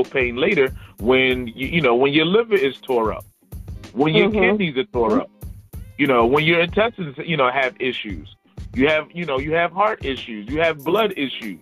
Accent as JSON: {"language": "English", "town": "Philadelphia", "region": "Pennsylvania", "country": "United States", "also_born_or_lived": "South Carolina", "moved": "yes", "lives_now": "Columbia, South Carolina, United States", "said": "I don't have a twang, so I'm originally from Philadelphia"}